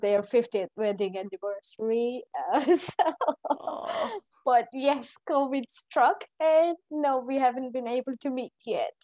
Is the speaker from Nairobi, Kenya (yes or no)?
no; Eldoret, Uasin Gishu County, Kenya; moved away as an adult; now in London, United Kingdom; I was born and brought up in Kenya, in, in Kenya.